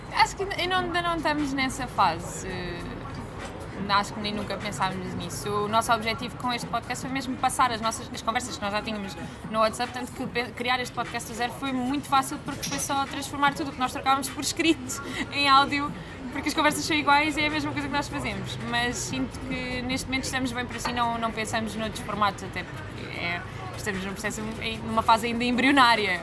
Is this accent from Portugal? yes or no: yes; Algarve, Portugal; eu sou acima de tudo algarvia, é algo okay. que me define muito, o sítio de onde venho